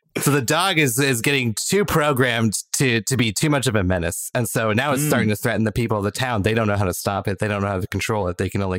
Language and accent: English; United Kingdom; as a Brit